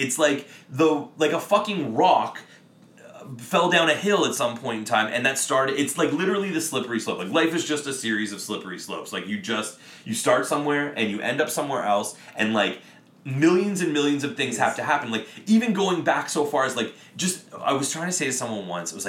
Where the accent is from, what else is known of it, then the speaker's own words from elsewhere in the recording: Windsor, Ontario, Canada; it's on fucking Windsor Street and I'm from Windsor.